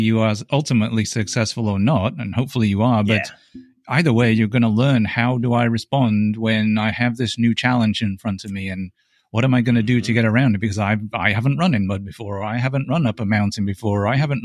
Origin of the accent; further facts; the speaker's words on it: England, United Kingdom; now in United States; I'm English, so I go back to England and I race over in England.